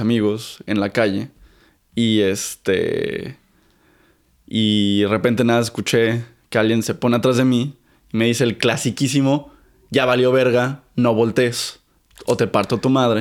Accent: Mexico City, Mexico; Crecí en el Olivar del Conde, que es muy cerquita de Miscuac.

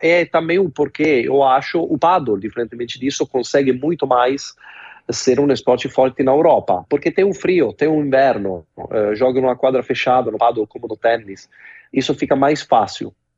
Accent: Cesena, Emilia-Romagna, Italy; Portuguese is a second language; moved away as an adult; now in Brazil; aqui na minha pequena cidade na Itália, em Cesena

